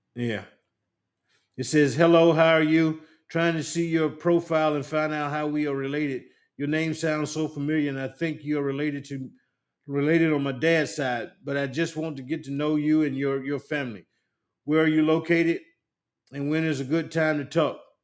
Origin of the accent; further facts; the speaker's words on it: Union, South Carolina, United States; moved away as an adult; also born or lived in Santuc, South Carolina; I'm I'm from Union